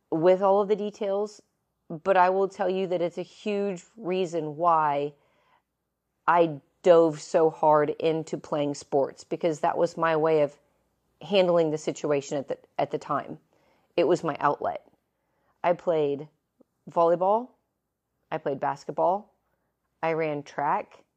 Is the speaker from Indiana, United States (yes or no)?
yes; Evansville, Indiana, United States; moved away as an adult; also born or lived in Lakeland, Florida; in the grand city of Evansville, Indiana. Don't be jealous. That is where I was born and raised.